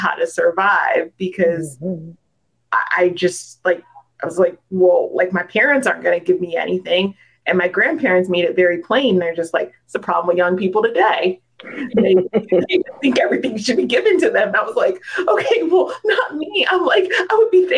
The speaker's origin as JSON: {"language": "English", "region": "Delaware", "country": "United States", "tie": "born or raised there", "said": "I was born in Delaware."}